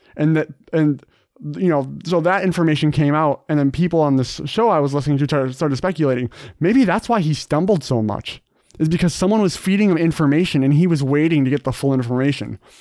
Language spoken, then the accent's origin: English; Minnesota, United States; it's where I'm from Minnesota